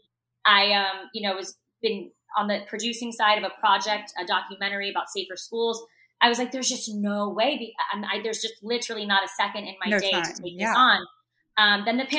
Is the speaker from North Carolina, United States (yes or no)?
no; Parkland, Florida, United States; I grew up in Parkland, Florida.